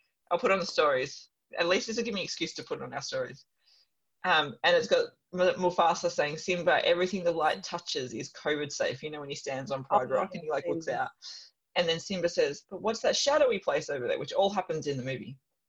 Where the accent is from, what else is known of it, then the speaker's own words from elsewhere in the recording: Melbourne, Victoria, Australia; moved away; when I lived in Melbourne, like I grew up in Melbourne